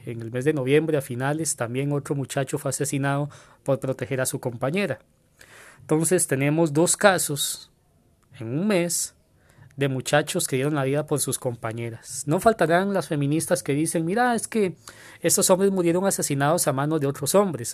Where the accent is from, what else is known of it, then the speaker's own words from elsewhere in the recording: Costa Rica; Acá en mi país